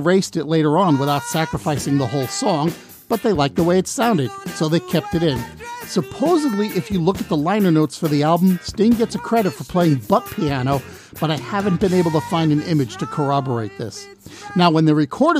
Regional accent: Long Island, New York, United States; I grew up on Long Island

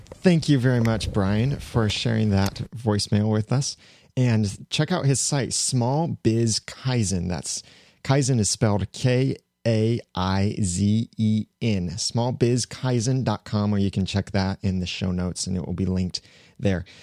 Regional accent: United States; I, as an American

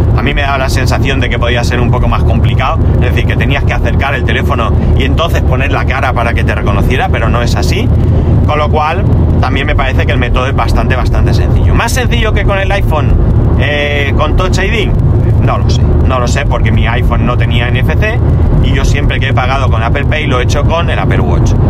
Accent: Spain; also born or lived in near El Campello, Alicante; aquí somos de tradición de Reyes Magos

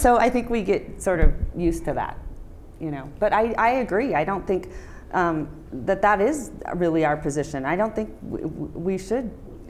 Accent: Reno, Nevada, United States; when I say, I'm from Reno, and they say, how cool, you get to go to Vegas every weekend.

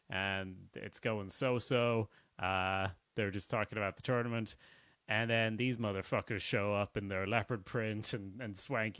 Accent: Sweden; now in Ireland; And I'm from Sweden, but I live in Ireland.

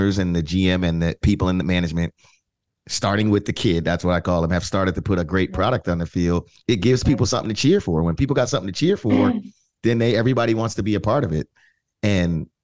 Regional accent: New York, United States; being a New Yorker

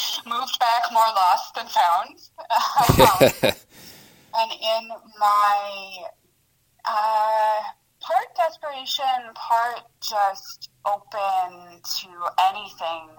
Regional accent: St. Catharines, Ontario, Canada; English is a second language; moved away as an adult; also born or lived in former Yugoslavia / China; now in Kingston, Canada; I grew up in St. Catharines for the majority of my life.

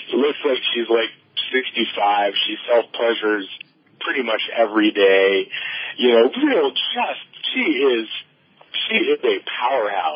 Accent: New York, United States; I grew up in New York in the 60s and 70s

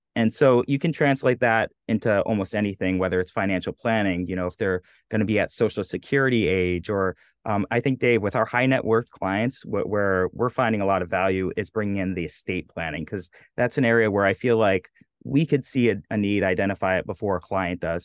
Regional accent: New England, United States; I'm from New England

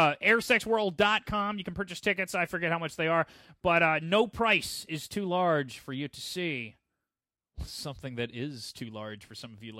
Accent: West Monroe, Louisiana, United States; also born or lived in Brooklyn / Manhattan; now in New York City, United States; back home in West Monroe

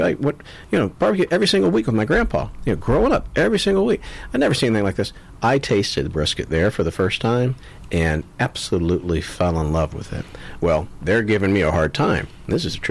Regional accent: Florida, United States; also born or lived in Texas; I grew up here in Florida. So, growing up here, you had pulled pork everywhere

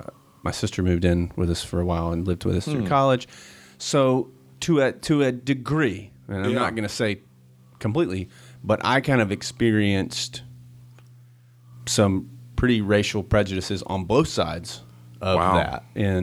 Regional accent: Tennessee, United States; So I grew up in East Tennessee, and I mean it's East Tennessee.

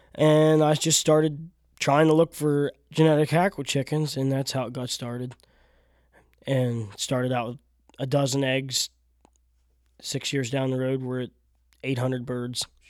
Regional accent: South Central Pennsylvania, United States; I'm born and raised in South Central P

